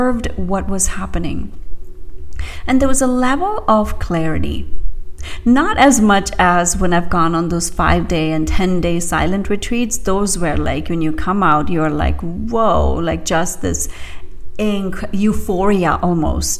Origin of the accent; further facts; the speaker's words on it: India; moved away; I grew up in India